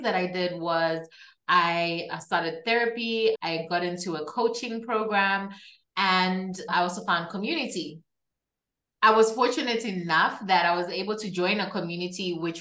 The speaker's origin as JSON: {"language": "English", "country": "Zambia", "tie": "born or raised there", "also_born_or_lived": "Kabwe, Zambia", "said": "I am from Zambia, which is a country in Southern Central Africa."}